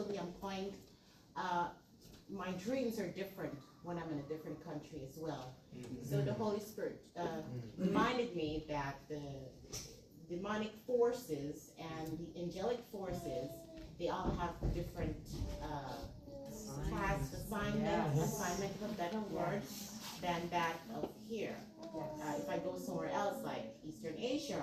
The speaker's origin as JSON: {"language": "English", "country": "Guyana", "moved": "yes", "lives_now": "United States", "said": "I'm from Guyana"}